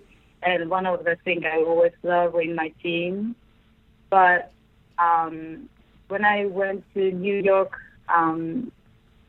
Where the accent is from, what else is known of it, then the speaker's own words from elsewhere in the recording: Japan; English is a second language; I grew up in Japan, and English is my second language